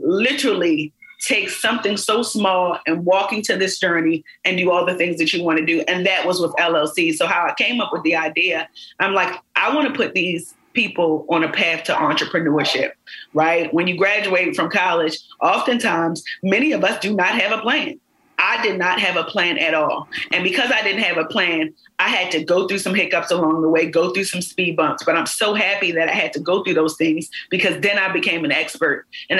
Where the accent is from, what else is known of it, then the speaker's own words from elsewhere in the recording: Baltimore, Maryland, United States; You can literally be the girl from around the way. I'm from East Baltimore, got locks in my head.